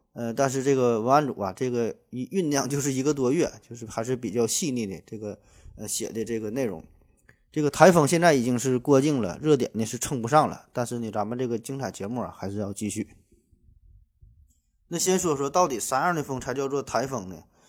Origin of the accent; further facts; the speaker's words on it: Northeast China, China; 用咱们东北话说